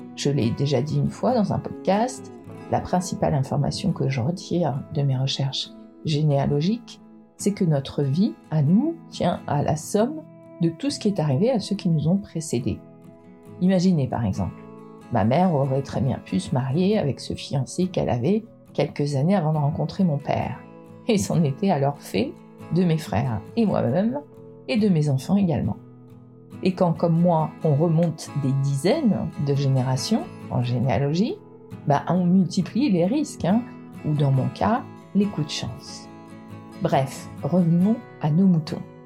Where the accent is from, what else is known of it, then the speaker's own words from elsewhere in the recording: Brittany, France; je suis bretonne